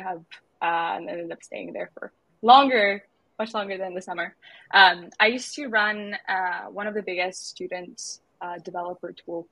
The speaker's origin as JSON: {"language": "English", "country": "Lithuania", "also_born_or_lived": "Spain / Edinburgh", "moved": "yes", "said": "I hail from Lithuania."}